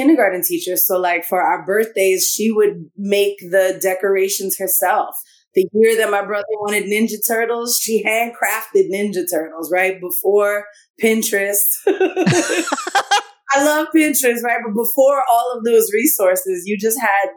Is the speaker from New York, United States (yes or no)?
yes; New York City, New York, United States; I grew up in the Bronx, the North Bronx